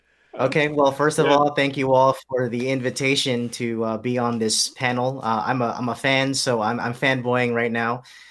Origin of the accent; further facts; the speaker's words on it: Orlando, Florida, United States; first language English; moved away as an adult; also born or lived in Guam; now in Kentucky, United States; I was born in Guam. My background, my family is from the Philippines, but I grew up in Orlando, Florida.